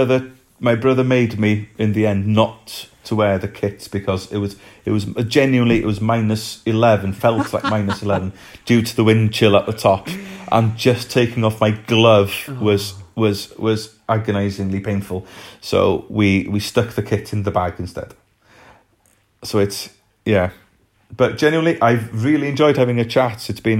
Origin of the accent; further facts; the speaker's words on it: Wales, United Kingdom; I suppose when you're in the middle of it and you're living, being Welsh and doing things to do with Wales and in Welsh